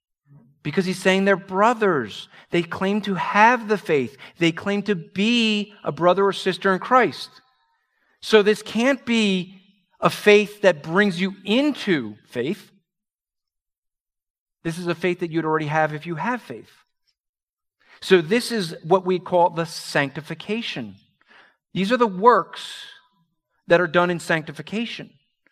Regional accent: New York, United States; Okay, I'm from New York area.

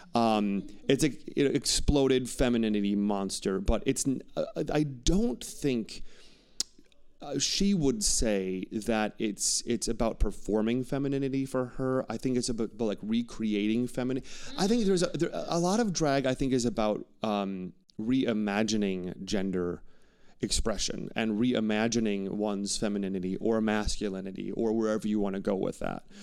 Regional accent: Wauwatosa, Wisconsin, United States; I would never say I'm from the Milwaukee or the Wauwatosa," my suburb

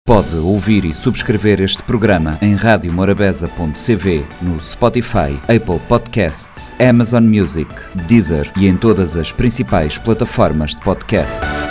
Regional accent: Mindelo, São Vicente, Cape Verde; moved away as an adult; also born or lived in Sal / Santo Antão; sou de São Vicente, nascida e criada

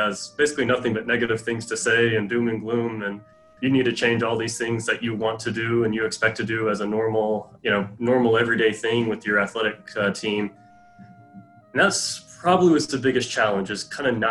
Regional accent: the South, United States; growing up in the South

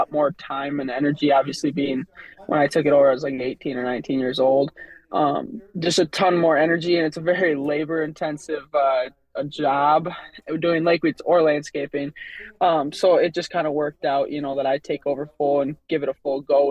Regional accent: Waterville, Minnesota, United States; I grew up on Lake Tatonka, which is in Waterville, which is like a, 20-30 minute drive from Mankato east towards Faribault

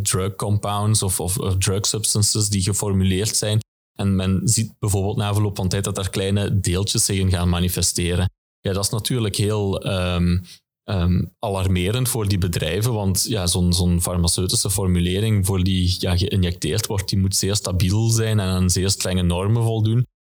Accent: Genk, Flanders, Belgium; Ja, als, als Genkenaar zie ik eigenlijk heel wat ontwikkeling momenteel op de, op de Tor campus.

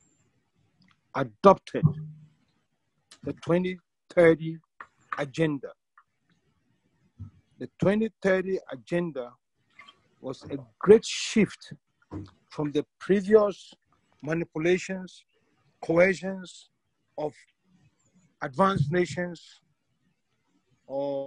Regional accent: Ghana; moved away; I'm originally from Ghana, and I get the chance usually to visit every year.

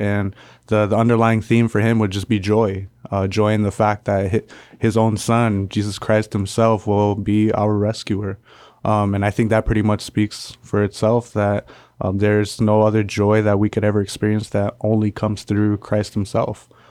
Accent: Palau; moved away as an adult; I come from the island of Palau.

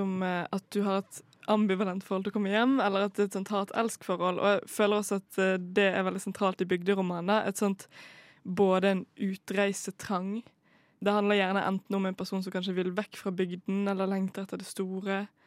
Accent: Bergen, Vestland, Norway; moved away; jeg har vært uh, hjemme i Bergen, der jeg er fra

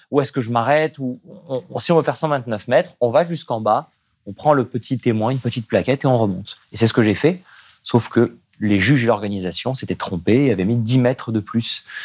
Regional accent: Nice, Provence-Alpes-Côte d'Azur, France; J'ai grandi à Nice

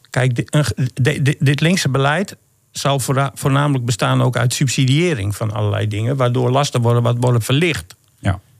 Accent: Groningen, Netherlands; Maar je vraagt van wat zullen we er in zijn totaliteit van merken als, Groning, ja, als Groningers.

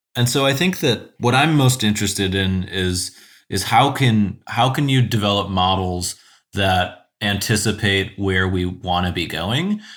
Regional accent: South Euclid, Ohio, United States; also born or lived in Chicago; I grew up in South Euclid on the east side of Cleveland.

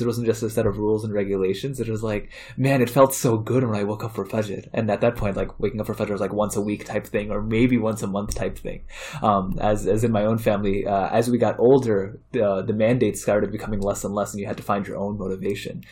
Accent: Chicago, Illinois, United States; also born or lived in India / Saudi Arabia / Maryland; I grew up mainly in Chicago. I moved to Chicago when I was eight years old

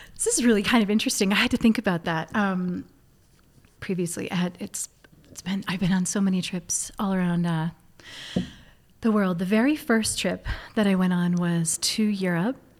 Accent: Hudson, New Hampshire, United States; I was that kid growing up in Hudson, New Hampshire

